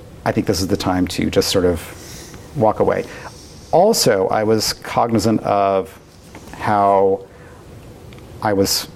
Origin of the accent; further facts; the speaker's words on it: Portland, Oregon, United States; moved away as an adult; also born or lived in Southern California; I grew up in the Portland area.